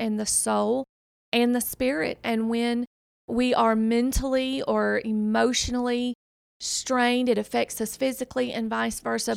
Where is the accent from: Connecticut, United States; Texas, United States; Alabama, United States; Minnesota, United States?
Alabama, United States; Decatur; accent: Southern; I am actually from Decatur, Alabama